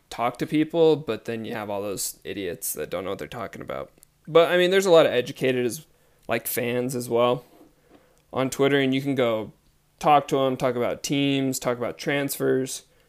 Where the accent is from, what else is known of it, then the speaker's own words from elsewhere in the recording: United States; I am from the United States